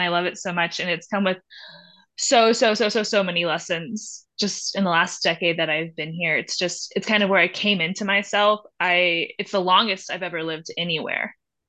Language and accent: English; the South, United States; now in Durango, United States; Like, yeah, I grew up in the South, but like Durango is my home.